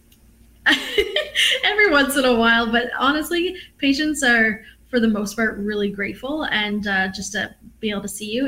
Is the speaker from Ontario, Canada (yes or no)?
no; New Brunswick, Canada; moved away as an adult; now in Halifax, Canada; I'm from New Brunswick originally